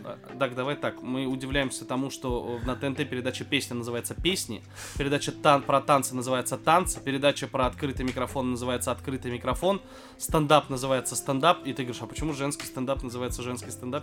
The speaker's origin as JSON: {"language": "Russian", "town": "Oktyabrsky", "region": "Bashkortostan", "country": "Russia", "said": "я из Октябрьской, из Башкирии"}